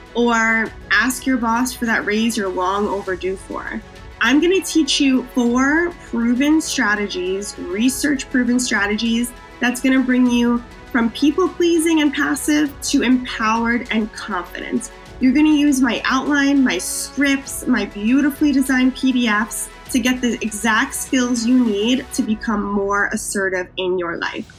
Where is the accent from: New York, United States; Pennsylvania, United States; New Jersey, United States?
New York, United States; Wappingers Falls; now in Queens, New York, United States; I'm originally from Wappingers Falls, New York.